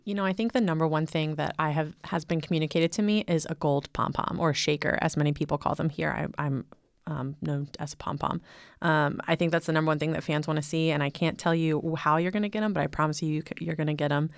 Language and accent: English; near Penn State, Northeast, United States; moved away as an adult; now in Waco, United States; I'm from the Northeast